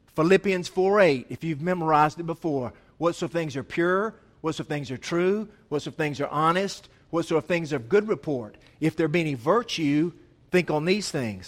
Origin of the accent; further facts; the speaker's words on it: Asheville, North Carolina, United States; I was from Asheville